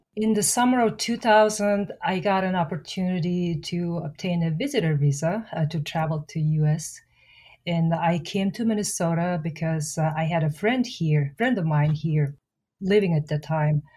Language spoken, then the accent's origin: English; Mongolia; moved away as an adult; now in United States; I was born and raised in Mongolia